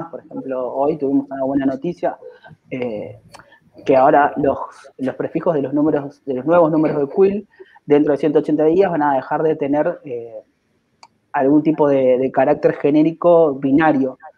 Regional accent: Córdoba, Argentina; Somos de Córdoba. A diferencia de muchas organizaciones que, son grandes, que nacieron en, en Cava, nosotros nacimos en Córdoba, nos encanta decirlo, que tipo, somos el corazón del país, tenemos tonada y, y nos gusta el cuarteto

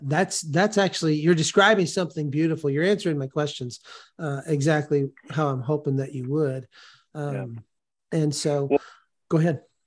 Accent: California, United States; moved away; I grew up in California

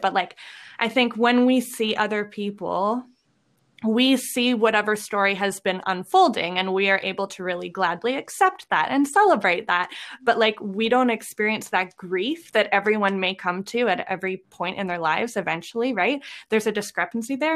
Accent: Lethbridge, Alberta, Canada; now in Edmonton, Canada; I am originally from Lethbridge

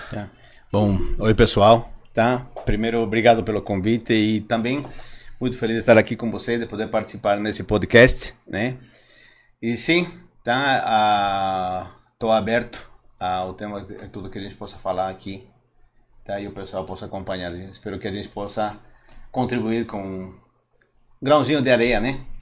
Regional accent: Argentina; Portuguese is a second language; moved away as an adult; also born or lived in Bolivia; now in Brazil; Eu nasci originalmente na Bolívia, mas pequeno fui para Argentina, é, comecei a faculdade lá, tá? Eh, daí eu vim o Brasil, 96, 97

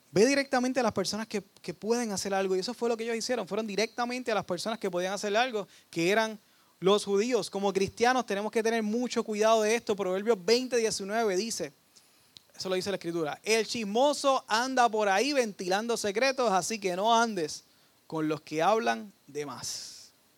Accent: Dorado, Puerto Rico; yo soy de Dorado

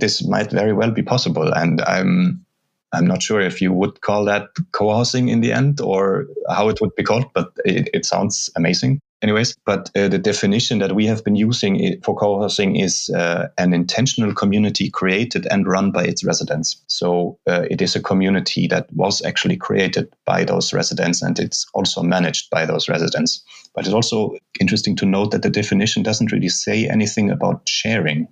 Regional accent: Germany; moved away as an adult; also born or lived in Brazil / Lund, Sweden; now in Reykjavik, Iceland; I'm from Germany.

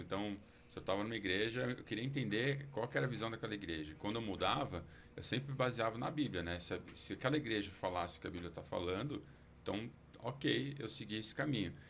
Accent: São Paulo, Brazil; eu nasci aqui em São Paulo, cresci, vivi aqui

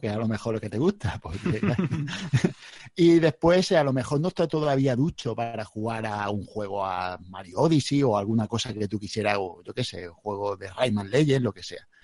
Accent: Spain; now in Region of Murcia, Spain; Soy, soy nací en el Mediterráneo

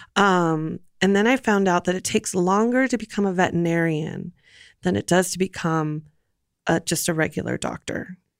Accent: Los Angeles, California, United States; moved away as an adult; also born or lived in Santa Monica, California / Burbank, California; now in Portland, United States; born and raised in L

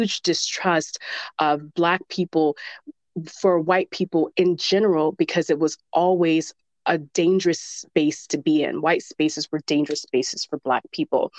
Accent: the South, United States; I'm from the South

